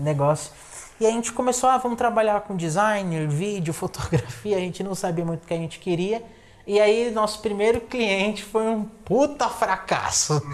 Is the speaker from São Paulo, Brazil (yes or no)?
yes; São Paulo, Brazil; moved away as an adult; now in Assis, Brazil; porque eu sou de São Paulo